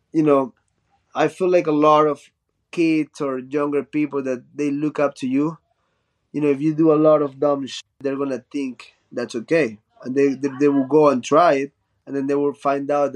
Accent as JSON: {"language": "English", "town": "Chone", "region": "Manabí", "country": "Ecuador", "tie": "born or raised there", "also_born_or_lived": "Guayaquil, Ecuador", "second_language": "English", "said": "In high school, when I moved from Chone to Guayaquil, which is a big city"}